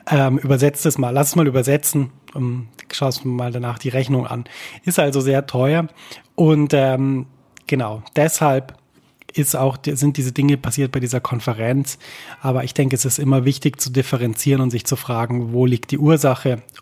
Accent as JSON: {"language": "German", "country": "Germany", "said": "Und ich habe gemerkt, immer wenn ich sage, ich komme aus Deutschland, war es so ein bisschen, äh, oh, es tut uns wahnsinnig leid."}